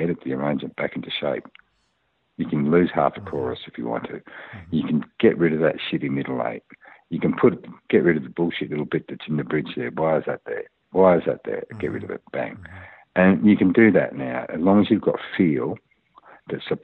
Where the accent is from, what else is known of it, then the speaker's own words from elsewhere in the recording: Australia; as an Australian producer